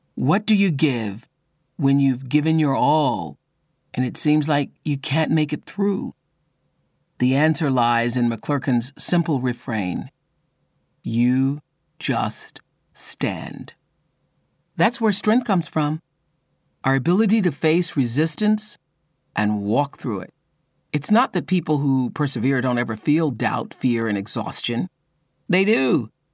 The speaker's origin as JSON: {"language": "English", "region": "Mississippi", "country": "United States", "tie": "born or raised there", "said": "I a woman born and raised in Mississippi when it was an apartheid state"}